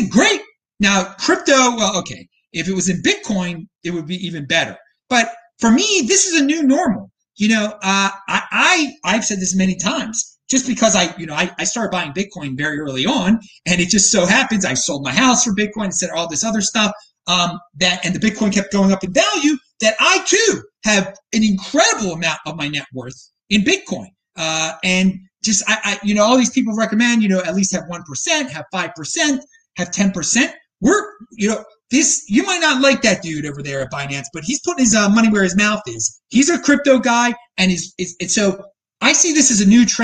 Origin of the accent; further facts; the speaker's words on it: Baltimore, Maryland, United States; now in Nashville, United States; I'm from Baltimore